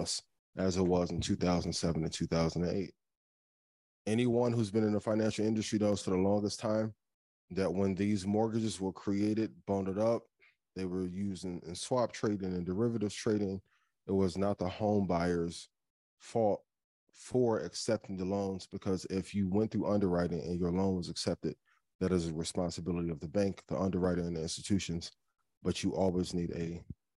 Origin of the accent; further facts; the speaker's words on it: East Chicago, Indiana, United States; my hometown of East Chicago, Indiana